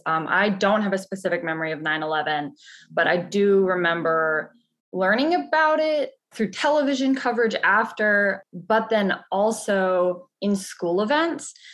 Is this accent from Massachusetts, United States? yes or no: yes; Massachusetts, United States; I actually grew up on the East Coast in Massachusetts